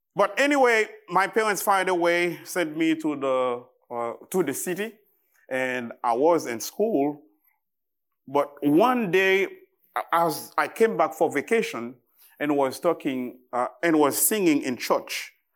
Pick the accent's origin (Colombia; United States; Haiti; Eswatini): Haiti; English is a second language; I am from Haiti. I am Haitian.